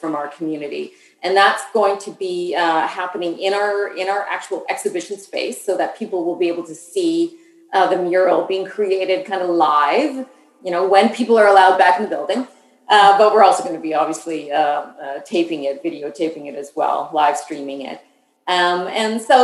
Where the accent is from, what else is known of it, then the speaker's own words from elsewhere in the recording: Saskatchewan, Canada; now in Ottawa, Canada; I'm from the West. So what's called Saskatchewan, one of the prairie provinces